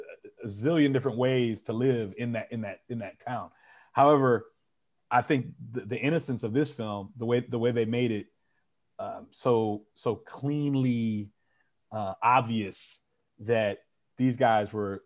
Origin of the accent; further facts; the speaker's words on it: Dallas, Texas, United States; here I am, I'm from Dallas.